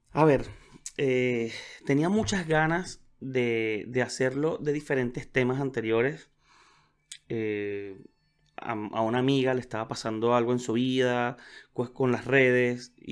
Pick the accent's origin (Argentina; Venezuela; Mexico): Venezuela; now in Chile; tuve que viajar, me fui de, de Venezuela, los que me conocen saben que estoy viviendo en Chile